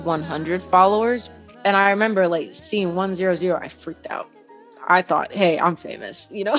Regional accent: Dallas, Texas, United States; I am 21. I'm originally from Dallas, Texas

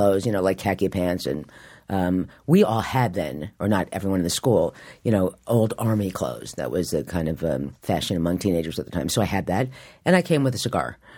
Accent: Morristown, New Jersey, United States; now in New York, United States; I grew up in Morristown, New Jersey, and when I was growing up, it was a small town.

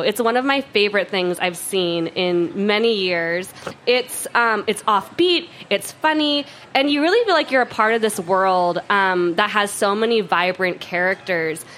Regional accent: Oregon, United States; now in Minnesota, United States; I'm from Oregon.

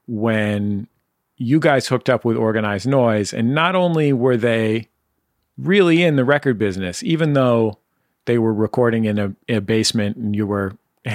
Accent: San Francisco, California, United States; I was from San Francisco.

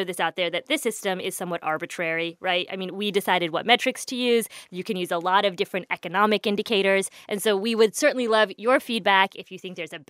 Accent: Illinois, United States; I was born in Illinois.

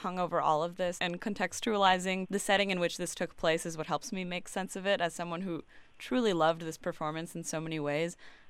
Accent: Miami, Florida, United States; moved away; as a Cuban girl growing up in Miami, if I had still lived there

